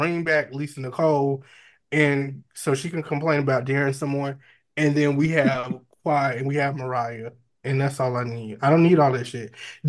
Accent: Broward County, Florida, United States; we're from Broward, which isn't Miami.

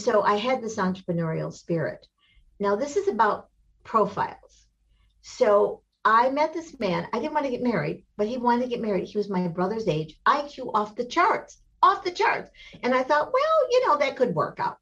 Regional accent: Michigan, United States; I grew up in Michigan

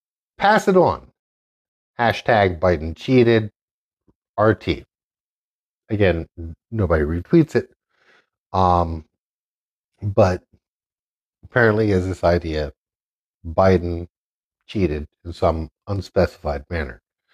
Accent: North Carolina, United States; my home state of North Carolina.

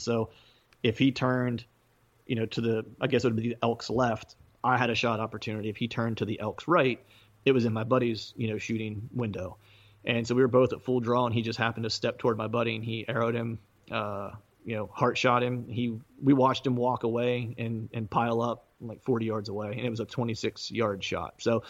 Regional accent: Pennsylvania, United States; now in Philadelphia, United States; Yeah, South Central Pennsylvania. I live in Eastern PA now, just in the suburbs of Philadelphia.

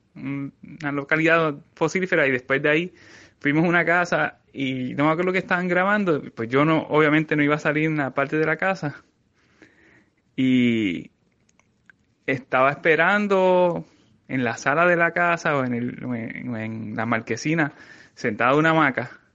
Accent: San Sebastián, Puerto Rico; also born or lived in Mayagüez; desde mi pueblo en San Sebastián

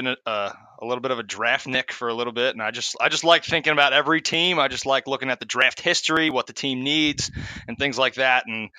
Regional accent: New York, United States; Oh well, shit! I am a New Yorker. I should be cursing on this, right?

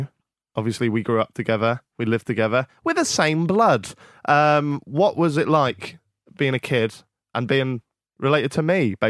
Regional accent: Norfolk, East of England, United Kingdom; I know we're from Norfolk, Stevie.

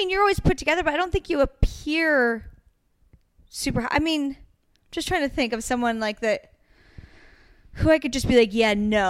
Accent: Oregon, United States; I'm from Oregon.

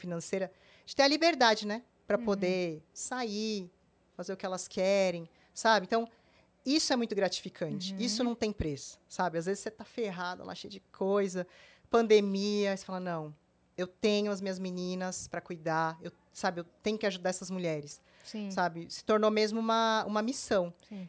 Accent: Brazil; Eu sou brasileira

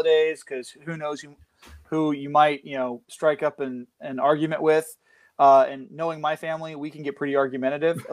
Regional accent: Central Valley of California, United States; also born or lived in Arizona; I am a writer from the Central Valley of California. I live about 40 minutes south of Fresno.

